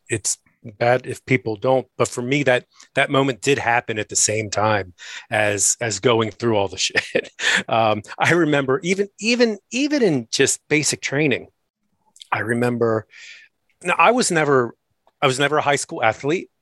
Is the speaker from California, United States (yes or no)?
no; Maryland, United States; moved away as an adult; I grew up in Maryland